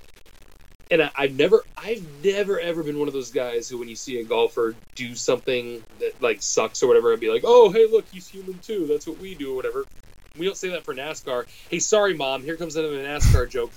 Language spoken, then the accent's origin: English; United States; as American